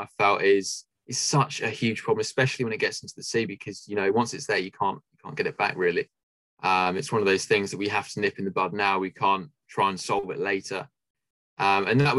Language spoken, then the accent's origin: English; Southampton, South East England, United Kingdom; also born or lived in Leeds; Yeah, so I'm from Southampton, which is basically in the south of the UK. And yeah, I've lived here all my life pretty much.